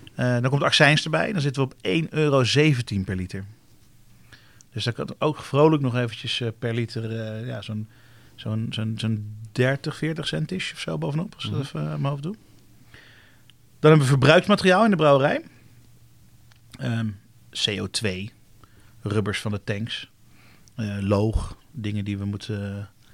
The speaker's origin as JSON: {"language": "Dutch", "country": "Netherlands", "said": "we als Nederlanders"}